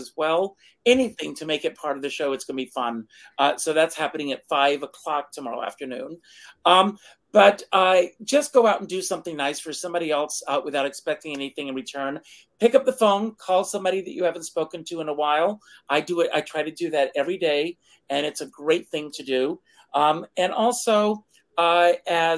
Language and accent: English; South Carolina, United States; moved away; also born or lived in New York; as a young kid growing up in South Carolina